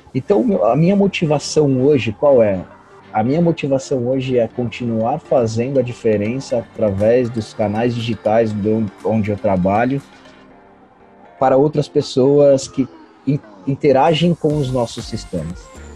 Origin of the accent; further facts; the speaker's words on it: Birigui, São Paulo, Brazil; moved away; sou natural de uma cidade de, de Birigui, que se chama Birigui, é, interior de São Paulo